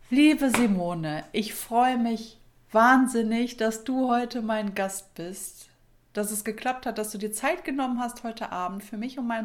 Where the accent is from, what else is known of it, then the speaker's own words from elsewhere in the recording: Düsseldorf, North Rhine-Westphalia, Germany; now in Minden, Germany; Ja, ich bin ja damals von Düsseldorf nach Minden gezogen und natürlich habe ich noch Familie in äh, Düsseldorf. Meine ganze Familie ist da äh, ansässig, würde ich mal sagen.